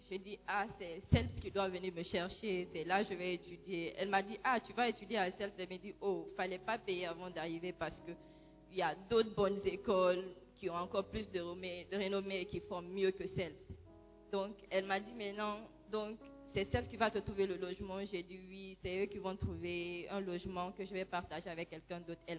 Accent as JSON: {"language": "French", "country": "Guinea", "moved": "as an adult", "lives_now": "Ghana", "said": "je suis guinéenne et quand j'étais en Guinée, j'étais catholique, j'ai été baptisée déjà et confirmée là-bas."}